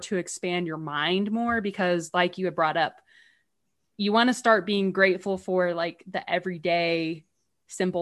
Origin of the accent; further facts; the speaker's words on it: England, United Kingdom; moved away; when we are growing up in England